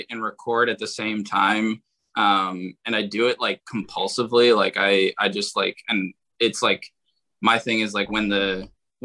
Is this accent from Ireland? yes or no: no; Philadelphia, Pennsylvania, United States; I'm from Philadelphia